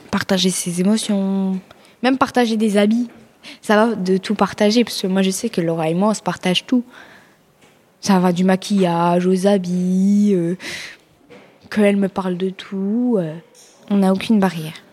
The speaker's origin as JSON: {"language": "French", "town": "Belfort", "region": "Bourgogne-Franche-Comté", "country": "France", "said": "Moi, je suis de Belfort dans le 90. Je sais pas si tu connais."}